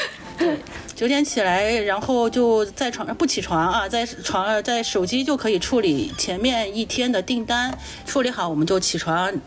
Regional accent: Huangshan, Anhui, China; 黄山区焦村镇汤家庄村毛坛组，中国最小的单位。村民组，我们是毛坛组，比村还要小，六个村民组组组成了一个村。

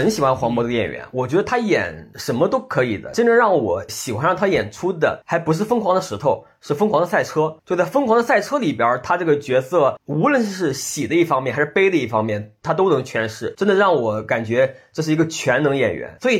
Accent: Shandong, China; accent: Jiaodong dialect; 一方面就是他说的是那个胶东方言嘛，我老家也是胶东方言，就是我们的说话的习惯是一样的，就听着特别亲切。

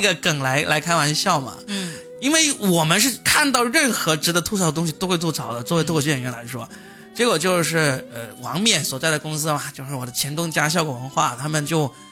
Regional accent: Guangdong, China; 对于我们广东人来说，我们对春晚真的是几乎是没有感情的。

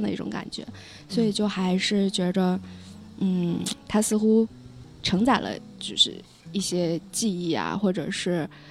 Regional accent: Lanzhou, Gansu, China; now in Beijing, China; 我 家乡在黄河边上，兰州

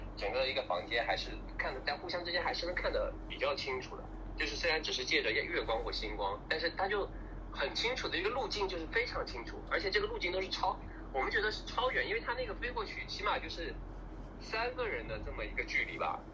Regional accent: Wenzhou, Zhejiang, China; 在我们家乡，就是温州

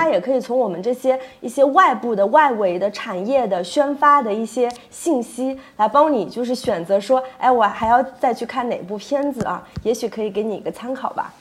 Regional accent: Jiangsu, China; moved away; 是我们老家的人爱看电影吗

